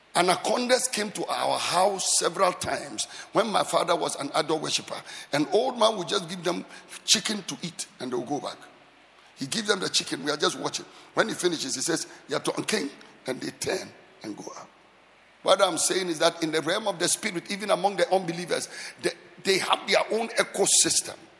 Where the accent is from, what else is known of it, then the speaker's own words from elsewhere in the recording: Accra, Greater Accra, Ghana; I grew up in the Sabo Zongo, just behind here. That is where I grew up.